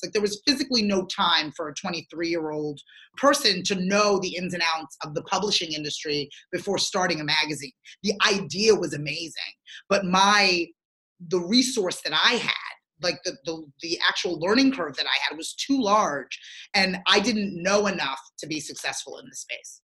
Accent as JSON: {"language": "English", "town": "Galloway Township", "region": "New Jersey", "country": "United States", "tie": "born or raised there", "also_born_or_lived": "Sierra Leone", "said": "I grew up in Galloway Township, New Jersey"}